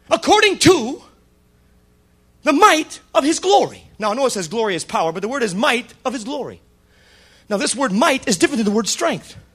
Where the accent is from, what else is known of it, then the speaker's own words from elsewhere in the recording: the South, United States; accent: southern; Yeah. That's my southern accent.